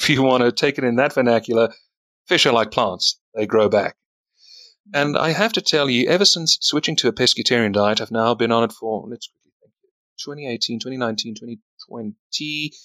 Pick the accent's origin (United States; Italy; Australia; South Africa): South Africa; He's from my country. I'm from South Africa